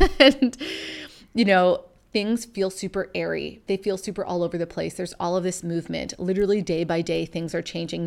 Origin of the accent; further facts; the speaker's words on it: Canada; originally, we're from Canada, so we're a long way from home.